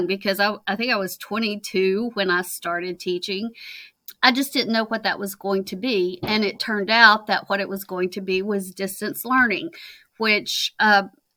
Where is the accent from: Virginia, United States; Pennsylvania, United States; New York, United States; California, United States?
Virginia, United States; moved away as an adult; also born or lived in Kentucky; I was born in Virginia. I did my undergrad degree in Virginia